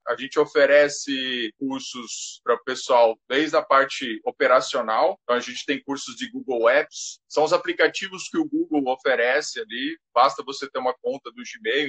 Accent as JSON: {"language": "Portuguese", "region": "Goiás", "country": "Brazil", "tie": "born or raised there", "moved": "yes", "lives_now": "Florianópolis, Brazil", "said": "Eu sou natural de Goiás e vim para Florianópolis em 2003"}